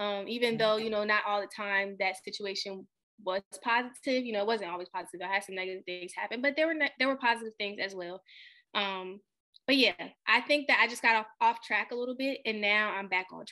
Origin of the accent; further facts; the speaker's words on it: Richmond, Virginia, United States; moved away as an adult; also born or lived in Newport News, Virginia; now in Maryland, United States; I'm from Richmond, but I went straight to Maryland basically after graduation